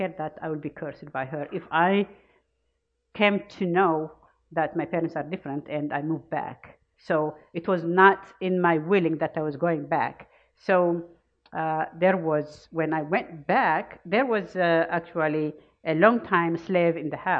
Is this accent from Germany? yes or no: no; Ethiopia; born or raised there; now in United States